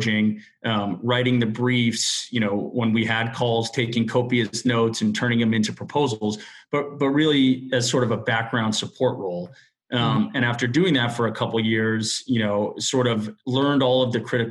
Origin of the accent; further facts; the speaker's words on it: Miami, Florida, United States; moved away as an adult; also born or lived in New Orleans, Louisiana; now in New York, United States; I'm from Miami originally, and I went to school in New Orleans at Tulane University